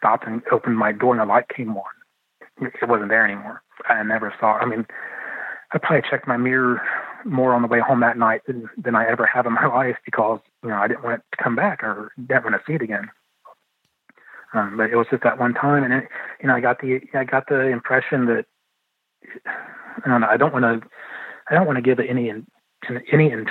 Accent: London, Ohio, United States; I was born in London, Ohio

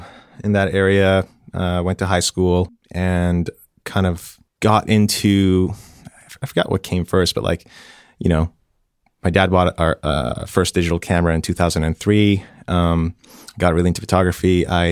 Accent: Tehran, Tehran Province, Iran; born there; It's always a hard question because I don't really know where home is, but I was born in Tehran, Iran in 88.

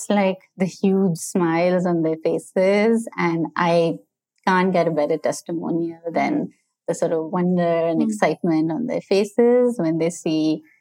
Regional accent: Pakistan; now in New York City, United States

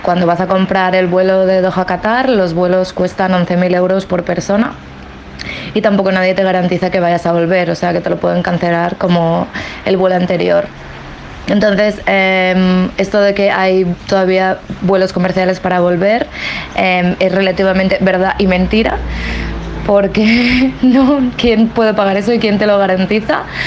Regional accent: Barcelona, Catalonia, Spain; now in Sydney, Australia; soy … de Barcelona

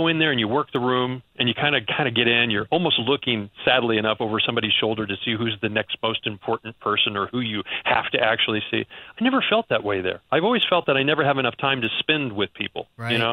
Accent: Missouri, United States; now in New York, United States; I'm from the Midwest. I'm from Missouri.

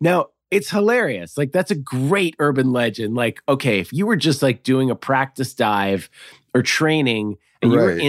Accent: Massachusetts, United States; Like, yeah, I grew up in outside Boston.

